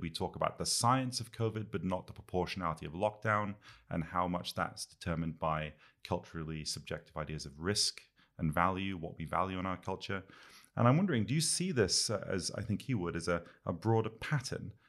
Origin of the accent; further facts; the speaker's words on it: United Kingdom; I'm a Brit